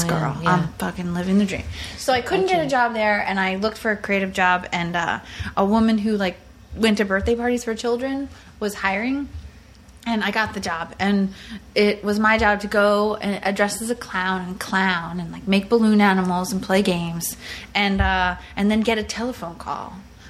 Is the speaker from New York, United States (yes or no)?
yes; Long Island, New York, United States; I grew up on Long Island